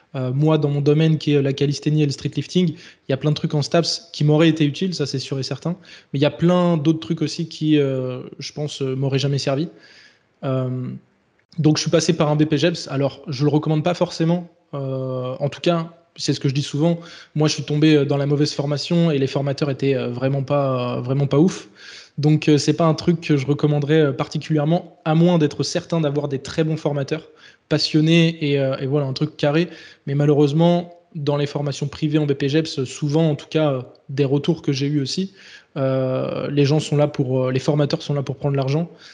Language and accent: French; Les Sables-d'Olonne, Pays de la Loire, France; also born or lived in Bordeaux; je suis originaire de Vendée donc euh, les Sables d'Olonne